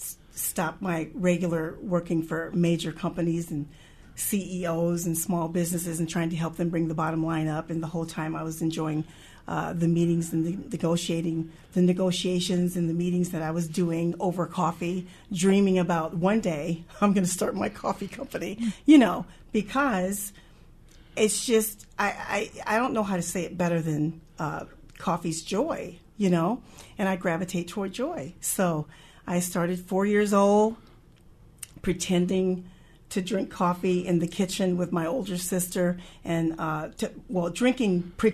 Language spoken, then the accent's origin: English; Wisconsin, United States; also born or lived in California / Illinois / Texas / Montana; But I'm like, I was born in California, raised in Wisconsin, lived a couple years in between Illinois, Texas, Montana, a year or two there, mostly Wisconsin and Missouri, finished out college